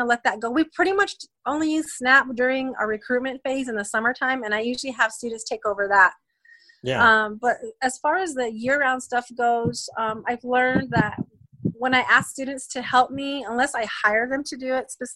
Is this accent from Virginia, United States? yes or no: no; Cochiti, New Mexico, United States; also born or lived in California; So I was born in California. At about the age of 2 or 3, we moved back to Cochiti. And that's essentially where I was raised from that age